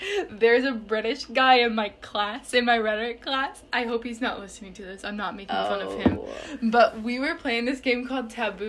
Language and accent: English; United States; Just because I'm American.